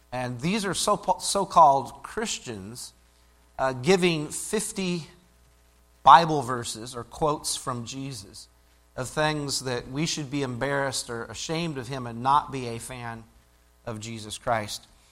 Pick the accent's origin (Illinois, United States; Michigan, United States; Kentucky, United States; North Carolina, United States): Illinois, United States; I grew up in Illinois